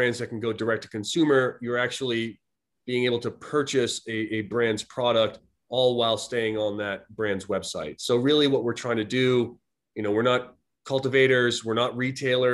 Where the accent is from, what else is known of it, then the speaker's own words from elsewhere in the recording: Boston, Massachusetts, United States; moved away as an adult; also born or lived in Silicon Valley, California; I was a student at grad school back in my hometown of Boston.